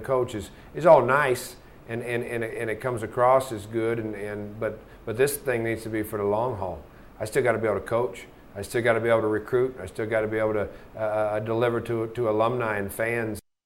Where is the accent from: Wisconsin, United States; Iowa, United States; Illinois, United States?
Iowa, United States; Ankeny; I'm from Ankeny and, and coached here before and, and, grew up in the state